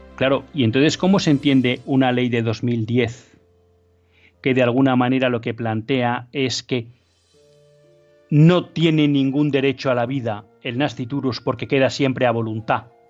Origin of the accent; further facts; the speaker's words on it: Biscay, Basque Country, Spain; de Vizcaya, de mi tierra